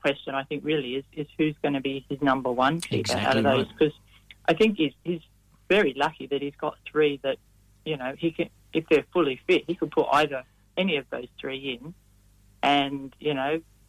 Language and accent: English; Sydney, New South Wales, Australia; moved away as an adult; now in Perth, Australia; I grew up in Sydney and started playing in a boys' team when I was about 8 or 9. Mm-hmm. And, and ended up moving to Perth as a young adult.